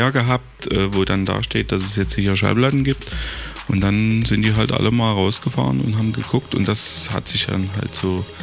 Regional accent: Dresden, Saxony, Germany; Ja, ich muss ja auch jeden Tag nach Heidenau fahren, ich bin ja auch Dresdner.

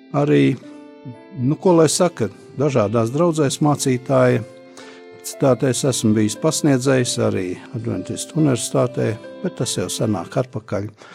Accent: Talsi, Latvia; also born or lived in Riga, Latvia; now in Čekava, Latvia; es esmu dzimis Tausos

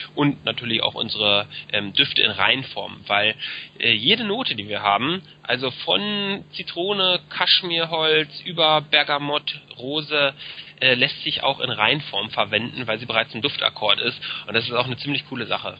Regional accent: Berlin, Germany; also born or lived in Frankfurt (Oder); ich bin gebürtiger Berliner, einer der wenigen hier

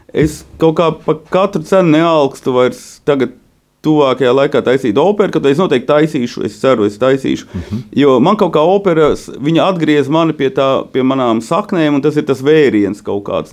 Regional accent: Latgale, Latvia; also born or lived in Viļāni / Riga; Reizēm ar māti es runāju latgaliski, protams, ar mātes brāli

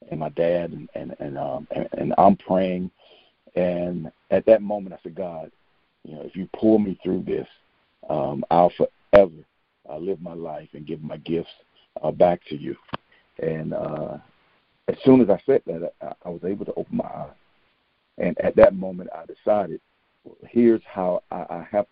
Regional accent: Albany, Georgia, United States; moved away as an adult; Albany, Georgia, which is actually my hometown

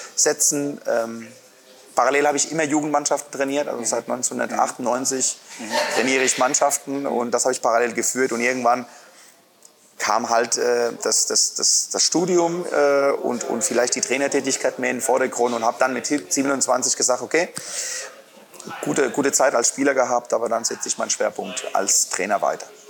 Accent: Santander, Cantabria, Spain; now in Erlangen, Germany; an der Nordküste in Santander

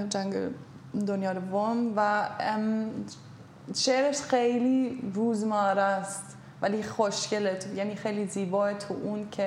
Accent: Germany; born there; من خودم آره من تو آلمان به دنیا آمدم الان همه جا من از هر کشور چیزی خوبی میگیرم

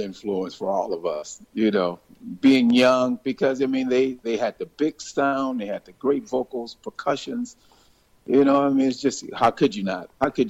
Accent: San Francisco, California, United States; also born or lived in Berkeley, California; I was actually born across the Bay in Berkeley, California. But I grew up from age 6 on through in San Francisco.

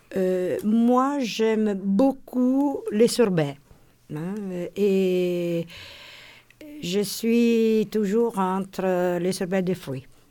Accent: Rome, Lazio, Italy; French is a second language; moved away as an adult; now in Paris, France; je suis de Rome

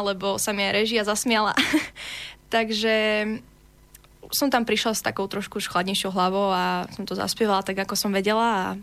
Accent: Slovakia; keď som mala 9 rokov, som bola v tom talente Havířove, ja som tam prišla, teda ako Slovenka

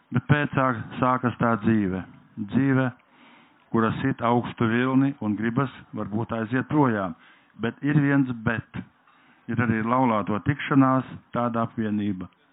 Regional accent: Latgale, Latvia; Es nākam no Latgales nāku

